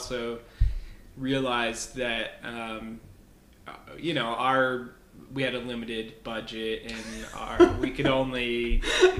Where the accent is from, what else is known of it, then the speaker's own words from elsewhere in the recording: Spokane, Washington, United States; moved away; also born or lived in Africa; I was originally from Spokane and I just finished college. So I moved back here